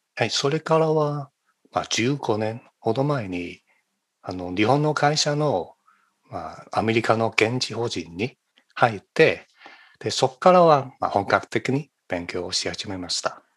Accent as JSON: {"language": "Japanese", "country": "China", "tie": "born or raised there", "second_language": "Japanese", "moved": "as an adult", "lives_now": "California, United States", "said": "中国出身"}